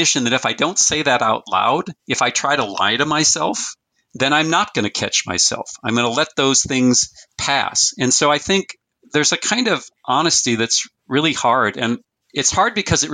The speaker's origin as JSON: {"language": "English", "town": "Fargo", "region": "North Dakota", "country": "United States", "tie": "born or raised there", "said": "I was born in 1958 in Fargo, North Dakota, or in North Dakota."}